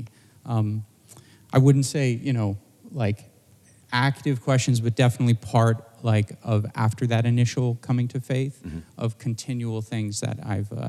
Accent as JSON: {"language": "English", "region": "Southern California", "country": "United States", "tie": "born or raised there", "also_born_or_lived": "Boston", "moved": "as an adult", "lives_now": "San Mateo, United States", "said": "I grew up in Southern California"}